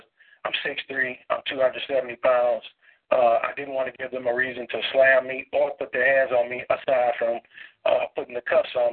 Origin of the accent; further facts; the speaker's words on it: Baton Rouge, Louisiana, United States; now in Atlanta, United States; originally, I'm from Baton Rouge